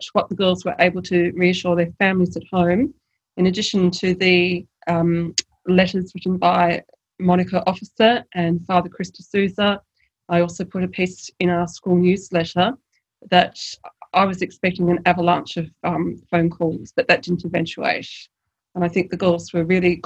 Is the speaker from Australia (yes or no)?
yes; Tasmania, Australia; now in Sydney, Australia; I'm from Tasmania